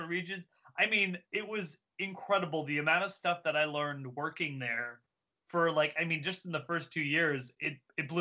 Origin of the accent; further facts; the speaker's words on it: Simi Valley, California, United States; I'm from Simi, and in Simi Valley, which is like just outside of San Fernando Valley, which is just outside of Los Angeles